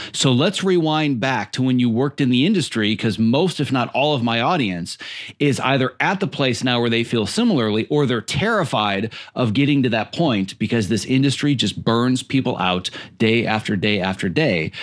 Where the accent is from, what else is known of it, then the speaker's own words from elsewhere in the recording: Midwest, United States; moved away as an adult; now in Los Angeles, United States; was born and raised in the Midwest